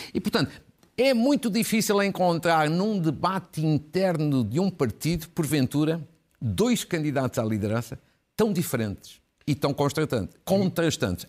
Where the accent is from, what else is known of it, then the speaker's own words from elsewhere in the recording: Guimarães, Braga, Portugal; Da Irmandade de São Torcato em Guimarães, que é a terra, por acaso, onde eu nasci